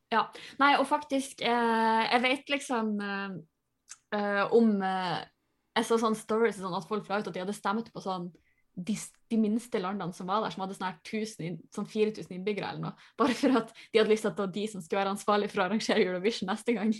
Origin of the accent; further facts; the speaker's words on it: Tjongsfjord, Nordland, Norway; moved away; jeg er hjemme i Tjongsfjord